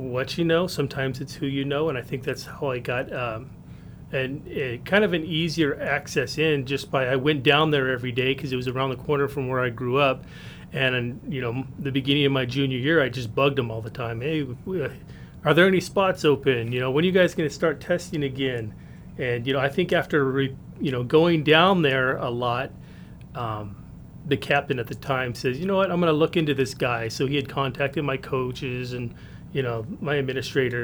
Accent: Rubidoux, California, United States; also born or lived in Pedley; now in Murrieta, United States; I grew up in Rubidoux

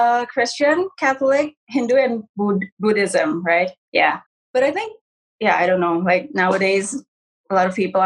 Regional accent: Jakarta, Indonesia; also born or lived in Tangerang; I was born and raised in Jakarta, the capital of Indonesia.

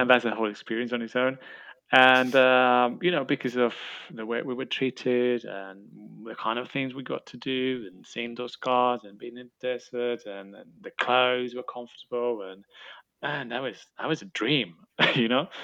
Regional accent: Spain; moved away; I, I come from Spain

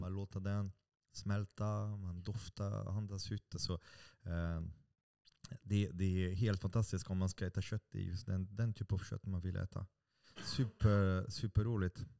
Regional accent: France; Swedish is a second language; now in Sweden; Jag, jag är fransman

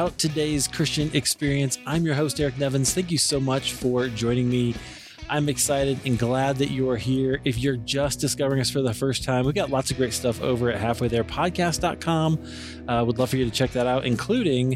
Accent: Iowa, United States; I'm from Iowa

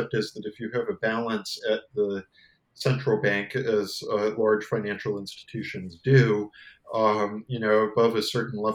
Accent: United States; as an American

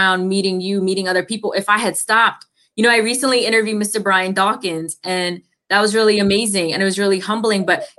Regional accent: India; also born or lived in Thailand; But I know I lived in Thailand and it was very poor. And I come from India, which was, you know, poor in its setting too.

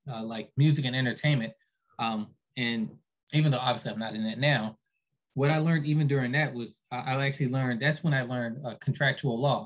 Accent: Philadelphia, Pennsylvania, United States; I was raised by a single mom. I'm from Philly.

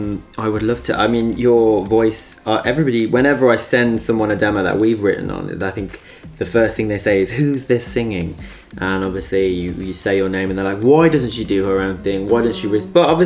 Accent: Liverpool, North West England, United Kingdom; I grew up in Liverpool.

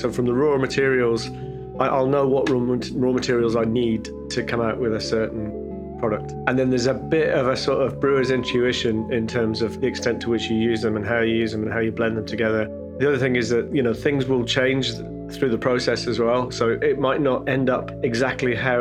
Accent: Wolverhampton, West Midlands, United Kingdom; moved away as an adult; now in Edinburgh, United Kingdom; I got a job in a brewery in my hometown of Wolverhampton back then

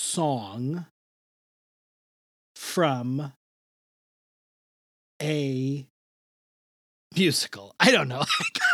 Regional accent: New York City, New York, United States; I've never been to a Sizzler. I grew up in New York City.

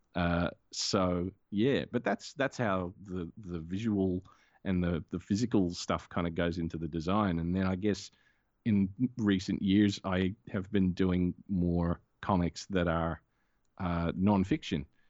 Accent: Australia; I'm an Australian

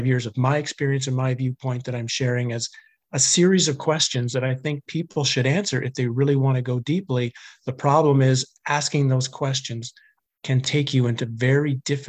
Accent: Canada; I grew up in Canada. I was a fairly normal hockey playing guy who drank too much and stayed out late too much, and was a typical Canadian, I guess, in the 80s and early 90s.

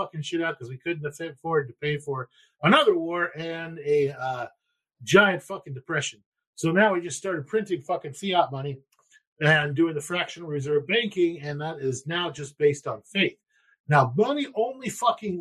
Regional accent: United States; I'm from America

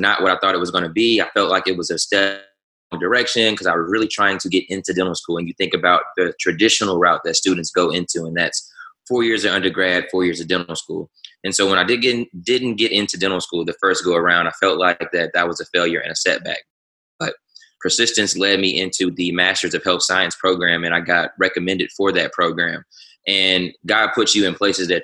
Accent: Louisiana, United States; also born or lived in Shreveport, Louisiana / New Orleans, Louisiana; I'm from Shreveport, Louisiana. Home is New Orleans, Louisiana

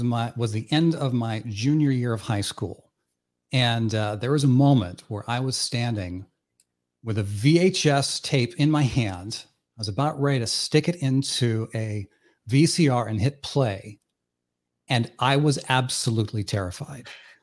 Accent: Iowa, United States; growing up in the town where I grew up in Northwest Iowa. It was a town of 1,000 people. Literally a zero stoplight town, and everyone there worshiped basketball.

